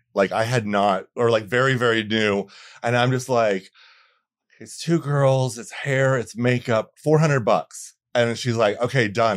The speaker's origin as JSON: {"language": "English", "town": "Bradenton", "region": "Florida", "country": "United States", "tie": "born or raised there", "also_born_or_lived": "Atlanta", "moved": "yes", "lives_now": "Los Angeles, United States", "said": "I'm from Florida, a, a small town, Bradenton, Florida, um, right north of Sarasota"}